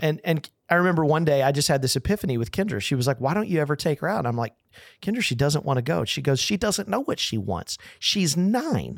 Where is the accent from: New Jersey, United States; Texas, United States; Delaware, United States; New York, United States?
Texas, United States; I'm from Texas